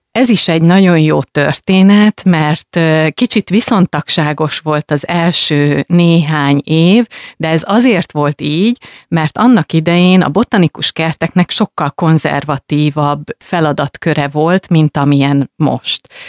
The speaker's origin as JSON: {"language": "Hungarian", "town": "Rákóczifalva", "region": "Jász-Nagykun-Szolnok", "country": "Hungary", "tie": "born or raised there", "moved": "yes", "said": "falváról jöttem, hát természetesen nem ott születtem, viszont ott töltöttem a, az első éveket"}